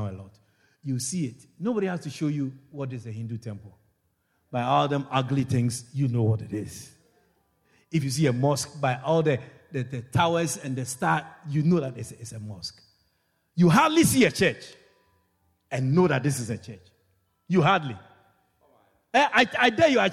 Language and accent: English; Ghana; moved away as an adult; now in Guyana; from where I was born in Ghana, West Africa